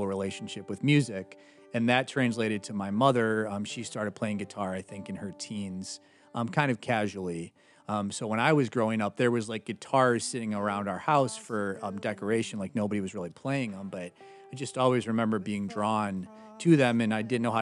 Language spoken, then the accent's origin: English; Rockford, Illinois, United States; moved away as an adult; also born or lived in Nashville, Tennessee; I was born and raised in Rockford, Illinois